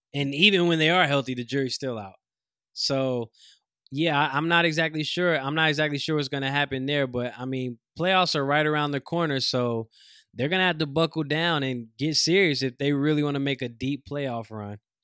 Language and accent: English; North Carolina, United States; I'm from North Carolina